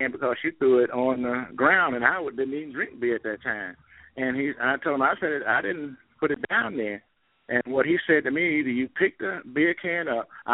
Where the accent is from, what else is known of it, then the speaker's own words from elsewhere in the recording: Greensboro, North Carolina, United States; growing up in Greensboro and having to sit upstairs at Carolina Theater